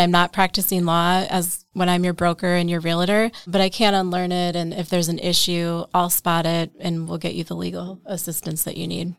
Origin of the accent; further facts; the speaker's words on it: Wausau, Wisconsin, United States; I grew up in Wausau, Wisconsin, um, okay. so central Wisconsin